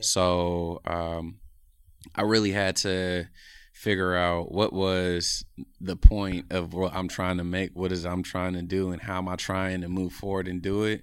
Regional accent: Oakland, California, United States; I'm from Oakland, California, born and raised

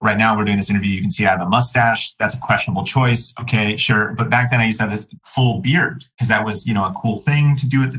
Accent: United States; myself as an American, as a U.S. American

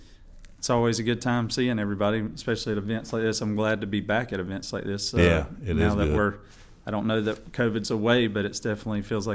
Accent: Rockingham, North Carolina, United States; Grew up in Rockingham, North Carolina.

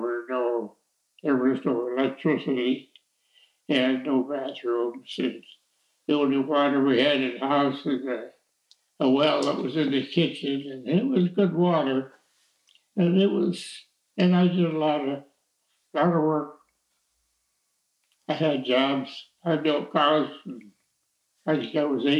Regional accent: Pontiac, Michigan, United States; also born or lived in Cadillac, Michigan; I was born in Pontiac, Michigan, but there were five little kids in my family.

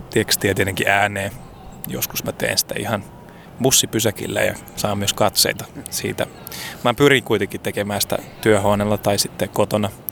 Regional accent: Helsinki, Uusimaa, Finland; mä oon Helsingistä, mä oon tota Itä-Helsingin kasvatti

